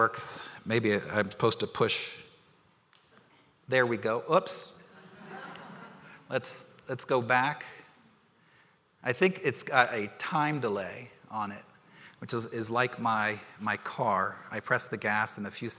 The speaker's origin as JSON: {"language": "English", "town": "Washington", "country": "United States", "tie": "born or raised there", "said": "moved back to Washington, which is my hometown"}